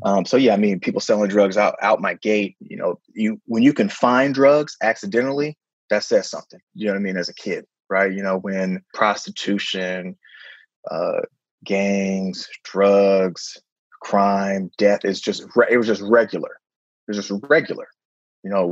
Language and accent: English; San Francisco, California, United States; born and raised. You know, I pretty much lived there until I went to college